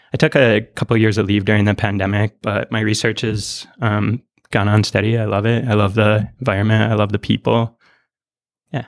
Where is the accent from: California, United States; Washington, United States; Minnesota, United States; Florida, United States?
Minnesota, United States; Iron Range, northern; moved away; I was born on the Iron Range in northern Minnesota.